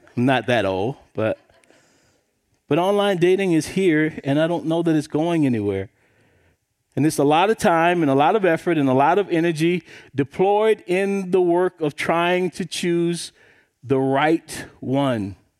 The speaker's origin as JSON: {"language": "English", "region": "South Carolina", "country": "United States", "tie": "born or raised there", "said": "I grew up in South Carolina"}